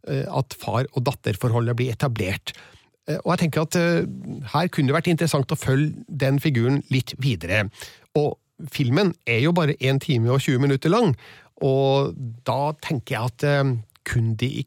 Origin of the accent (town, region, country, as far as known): Trøndelag, Norway